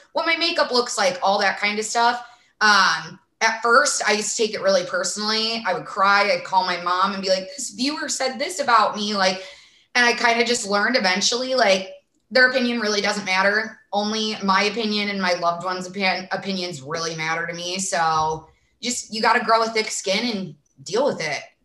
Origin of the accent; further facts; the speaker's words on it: Sandwich, Illinois, United States; accent: Midwest; now in Arizona, United States; I'm from a small town in Illinois called Sandwich, but I do have a very thick accent